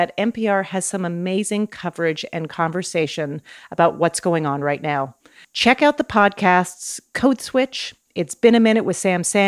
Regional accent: Canada; I'm Canadian

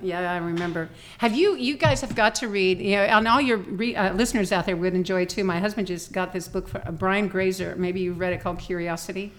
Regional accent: Oak Glen, California, United States; now in Las Vegas, United States; I grew up on an apple ranch.

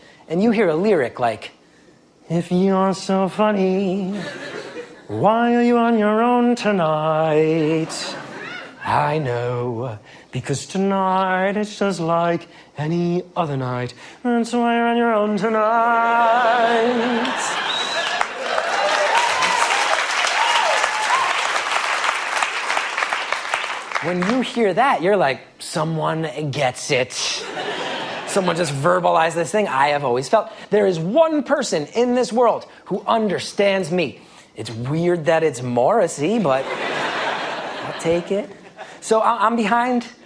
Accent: Essex County, New Jersey, United States; I grew up in Essex County

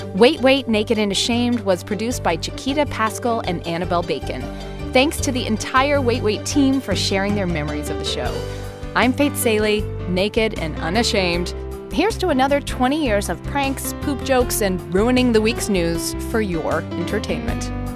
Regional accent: Atlanta, Georgia, United States; moved away; returning to Atlanta, my hometown

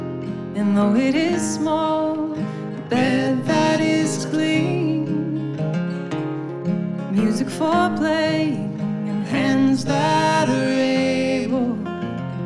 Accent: Louisville, Kentucky, United States; We're both from Louisville, Kentucky, based out of Louisville, Kentucky

